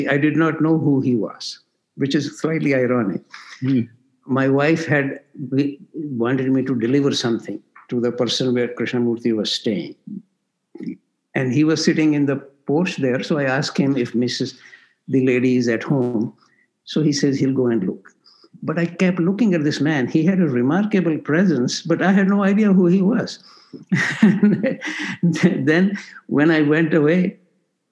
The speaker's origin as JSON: {"language": "English", "country": "India", "also_born_or_lived": "Toronto", "moved": "as an adult", "said": "I was from India"}